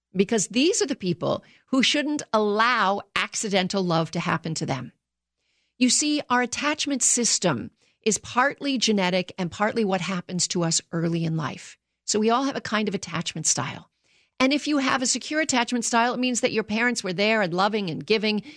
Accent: Canada; now in United States; I grew up in Canada

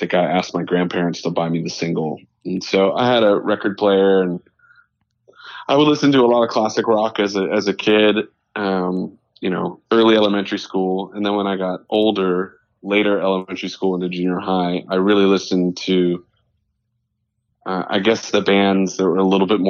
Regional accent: Meadville, Pennsylvania, United States; I actually grew up in northwestern Pennsylvania in between Erie and Pittsburgh in a really small town called Meadville

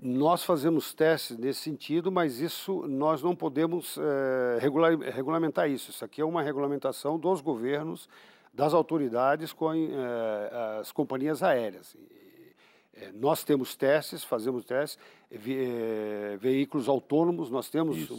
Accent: Brazil; Eu sou brasileiro

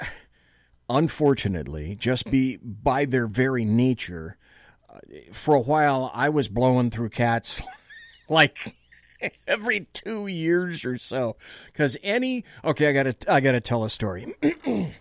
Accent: Sacramento, California, United States; I was raised in Sacramento

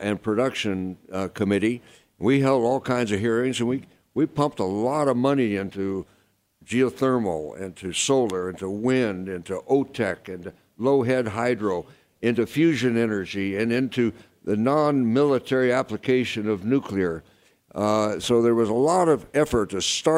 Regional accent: Arizona, United States; moved away; also born or lived in California; I grew up in Arizona

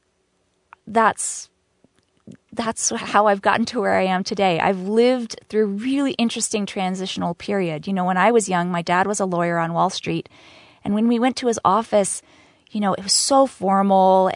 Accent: New York City, New York, United States; I was raised in New York City.

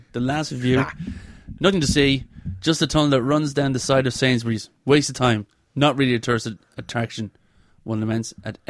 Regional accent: Ireland; The Guinness is possibly the worst I've ever had in Ireland. And I'm Irish.

